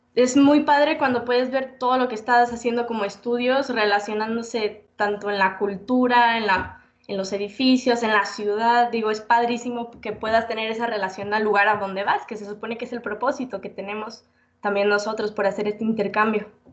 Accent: Mexico; De México.

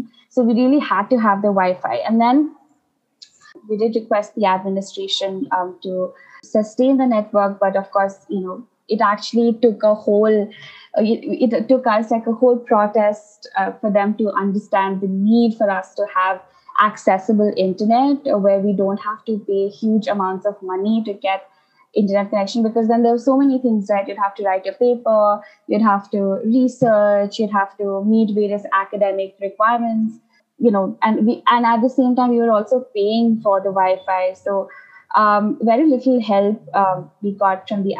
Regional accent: Sikkim, India; moved away as an adult; growing up in Sikkim

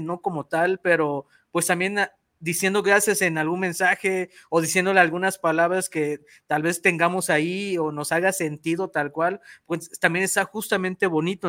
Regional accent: Mexico; yo soy de México

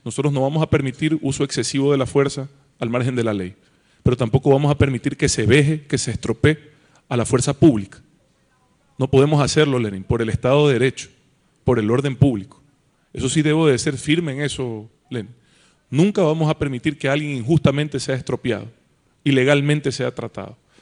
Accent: Ecuador; somos todos ecuatorianos

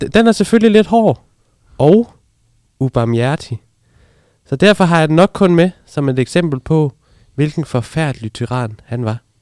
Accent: Funen, Southern Denmark, Denmark

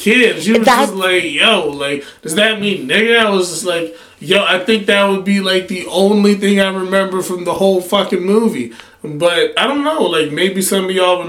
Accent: Nigeria; as a Nigerian

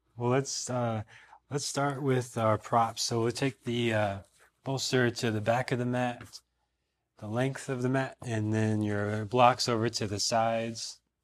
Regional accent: Minnesota, United States; now in Austin, United States; I'm from Minnesota, where it got extremely cold

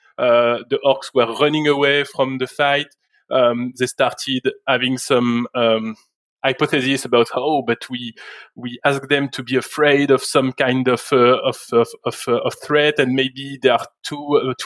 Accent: France; moved away as an adult; now in Montreal, Canada; I was born in France, and I worked for the vast majority of my career up until last year in France

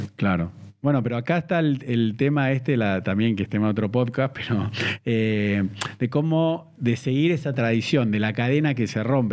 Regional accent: Argentina; yo soy argentino.

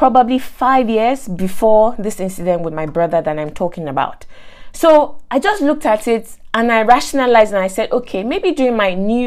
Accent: Nigeria; moved away; I grew up in Nigeria, went to school in Nigeria, and teachers were not exactly rated in Nigeria

